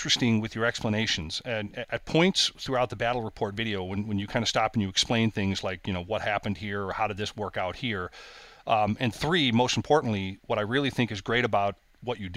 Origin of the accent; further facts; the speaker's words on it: United States; being an American guy